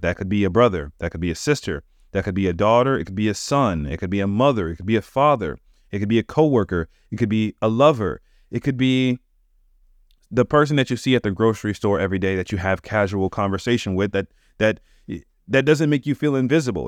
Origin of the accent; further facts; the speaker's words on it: United States; I'm American. That's where I live